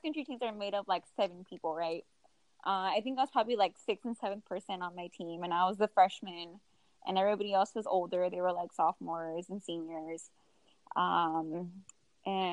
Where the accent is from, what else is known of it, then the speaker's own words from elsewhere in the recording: McAllen, Texas, United States; also born or lived in Houston, Texas; I grew up in McAllen, Texas